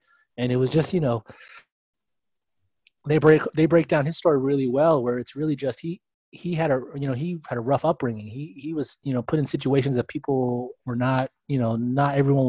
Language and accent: English; Los Angeles, California, United States; also born or lived in Portland / San Francisco; I grew up in LA in the 80s and 90s, and I was a Laker fan